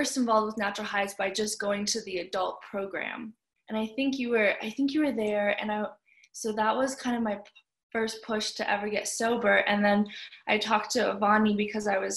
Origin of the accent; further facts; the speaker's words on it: Canada; moved away as an adult; also born or lived in Iqaluit, Nunavut, Canada / British Columbia, Canada; now in Boulder, United States; I grew up in Canada, and I moved to Iqaluit, Nunavut, which is in Canada's Eastern Arctic, when I was 11 years old.